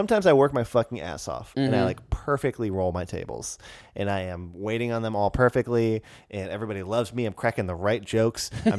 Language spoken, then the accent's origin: English; United States; And I'm so grateful that that is an option for me